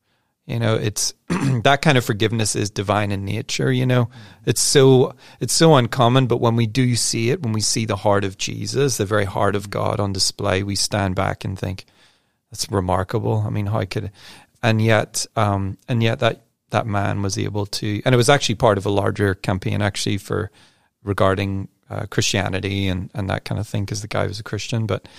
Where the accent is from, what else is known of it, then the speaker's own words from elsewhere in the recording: Northern Ireland, United Kingdom; people know I'm from Northern Ireland, and for quite a number of years, there were some really intense troubles there and fighting.